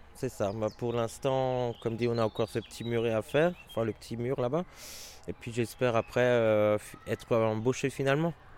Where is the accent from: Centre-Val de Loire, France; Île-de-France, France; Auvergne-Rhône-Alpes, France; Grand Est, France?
Grand Est, France; Marmoutier; also born or lived in Wasselonne; je suis natif de Marmoutier.